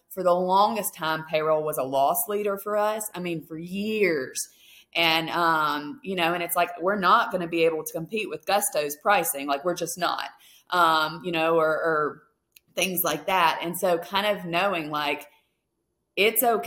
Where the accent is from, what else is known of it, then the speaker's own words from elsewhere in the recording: Mississippi, United States; now in Alaska, United States; I'm originally from Mississippi